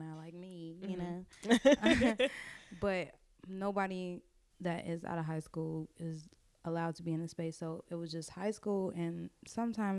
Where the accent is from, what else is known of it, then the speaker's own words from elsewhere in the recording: Chicago, Illinois, United States; I'm from the west side of Chicago. I grew up all over the city